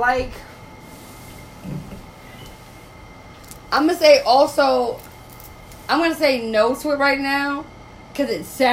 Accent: New York, United States; I'm from New York

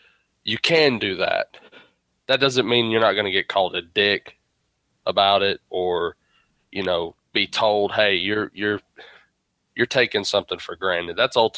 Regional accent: United States; as an American

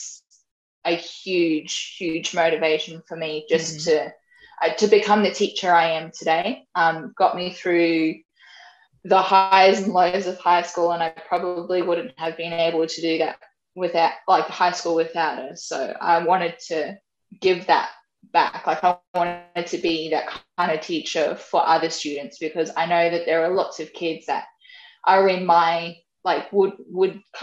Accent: Brisbane, Queensland, Australia; moved away as an adult; I am originally from Brisbane, so I'm born and raised in Brizzy

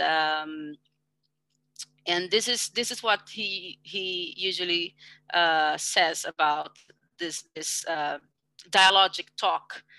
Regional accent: Brazil; English is a second language; I come from Brazil

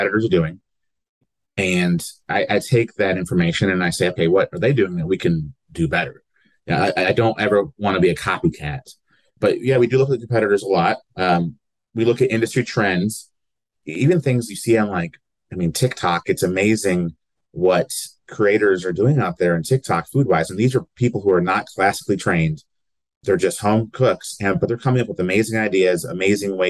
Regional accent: New York, United States; also born or lived in the South and Southeast (US); now in Lexington, United States; I'm originally from New York, but I've lived in the South and Southeast for a good chunk of my life.

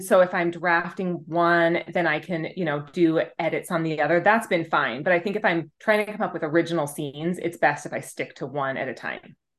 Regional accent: Utah, United States; my home state of Utah

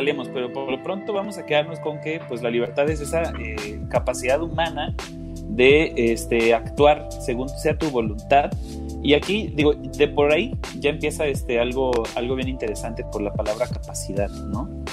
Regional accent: Mexico; aquí en México

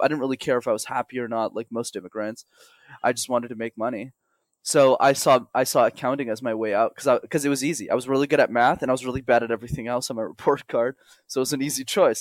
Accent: Montreal, Quebec, Canada; first language English; born and raised in Montreal, which is a city in Canada

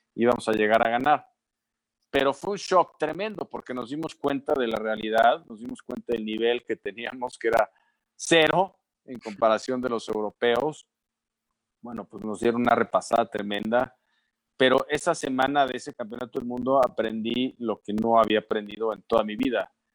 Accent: Mexico; Soy mexicano

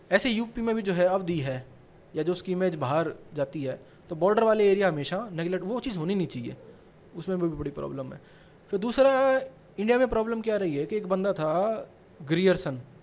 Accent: Sonipat, Haryana, India; मैं सोनीपत से हूँ

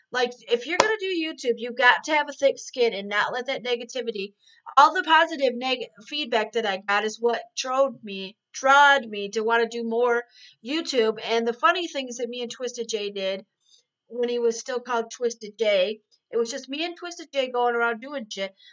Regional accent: Ireland; I was born in 1979. Um, I'm Irish and I'm a juggalette

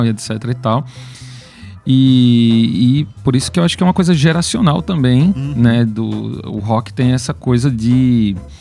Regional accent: Pernambuco, Brazil; a gente é pernambucano, tá aqui fazendo rock no nosso estado

